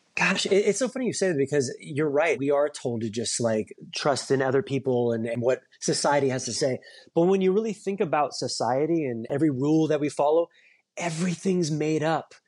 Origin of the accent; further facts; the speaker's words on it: Orange County, California, United States; moved away as an adult; also born or lived in New York; I grew up in Orange County, California, and I, I moved to New York to go to N Y U for college.